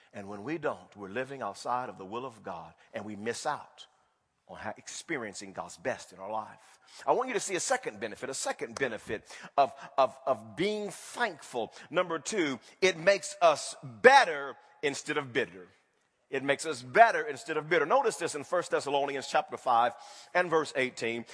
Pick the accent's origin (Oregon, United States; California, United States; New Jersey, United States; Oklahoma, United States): Oklahoma, United States; Wewoka; moved away; I grew up in Wewoka, Oklahoma.